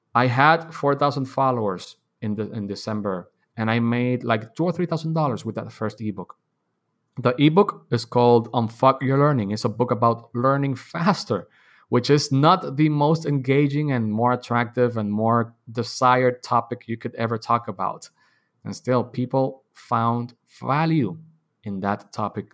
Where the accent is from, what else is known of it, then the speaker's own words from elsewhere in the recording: Dominican Republic; I was born and raised in Dominican Republic